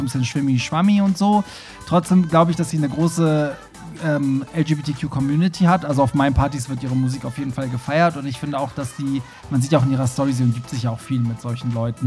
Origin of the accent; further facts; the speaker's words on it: Hamburg, Germany; Ich komme ja auch aus Hamburg Bramfeld, also wir mhm. haben die mhm. gleichen Roots